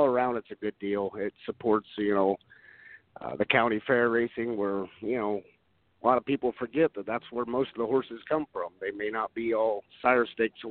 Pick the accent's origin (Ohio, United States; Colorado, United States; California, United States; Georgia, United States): Ohio, United States; born and bred in Ohio